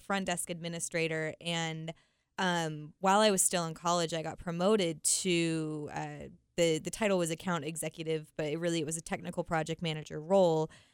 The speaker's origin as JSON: {"language": "English", "region": "Utah", "country": "United States", "tie": "born or raised there", "said": "I was born and raised in Utah"}